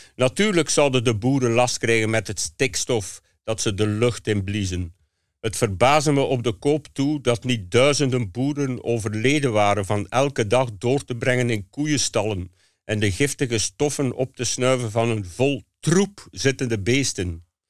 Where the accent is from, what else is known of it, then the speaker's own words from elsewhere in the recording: Hamme, Flanders, Belgium; het huis waar ik geboren ben. In Hamme, op het eh, Oost-Vlaamse platteland